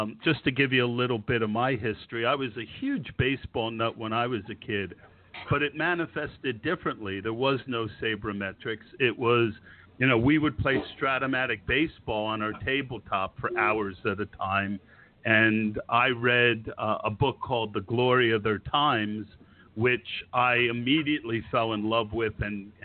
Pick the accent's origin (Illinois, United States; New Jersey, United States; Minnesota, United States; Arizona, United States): New Jersey, United States; Scotch Plains; I grew up in Scotch Plains, so about an hour north of you.